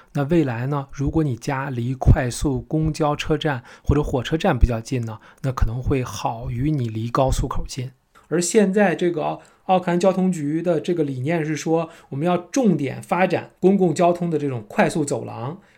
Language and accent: Chinese; China; now in Auckland, New Zealand; 我们从国内来的朋友其实都知道。其实我们都是喜欢离地铁站近，